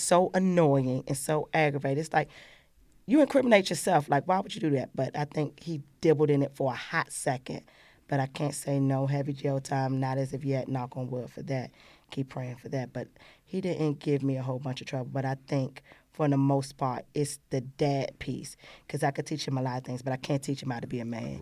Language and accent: English; Washington, District of Columbia, United States; I grew up in Ward Eight, Southeast